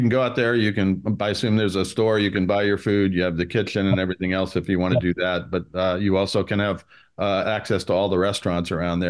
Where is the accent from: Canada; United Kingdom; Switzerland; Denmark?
Switzerland; moved away; I grew up in Switzerland, so I know a little bit about skiing.